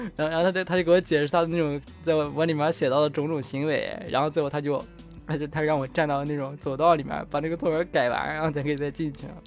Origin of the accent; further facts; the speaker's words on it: Northwest China, China; 我们西北的人都只会说就是牛肉面